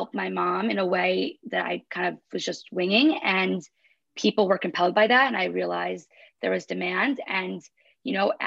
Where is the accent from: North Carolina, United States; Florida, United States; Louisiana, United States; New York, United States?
New York, United States; grew up in New York